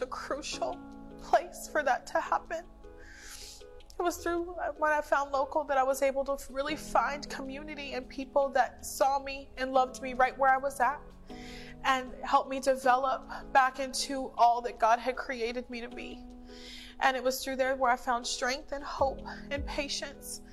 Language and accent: English; Tampa Bay area, Florida, United States; I'm from the Tampa Bay area